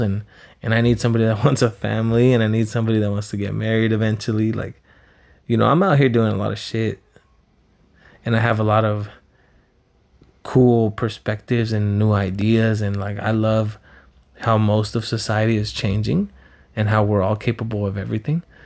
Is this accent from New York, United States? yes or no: no; Pico Rivera, California, United States; also born or lived in Los Angeles, United States; now in Huntington Beach, United States; when I grew up in Pico